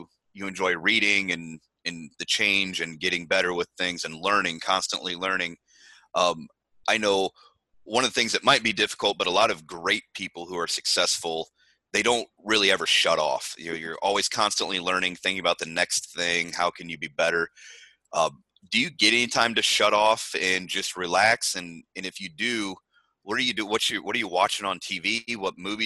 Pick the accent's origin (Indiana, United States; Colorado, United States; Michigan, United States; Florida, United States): Indiana, United States; I'm from Indiana